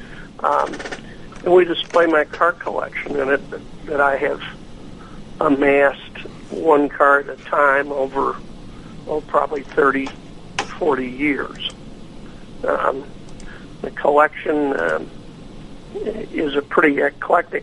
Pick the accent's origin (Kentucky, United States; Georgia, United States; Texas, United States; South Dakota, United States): Kentucky, United States; near Louisville; moved away as an adult; also born or lived in Buffalo, New York / New York City; now in Afton, United States; I was born and raised in Kentucky, Louisville, a small town outside of Louisville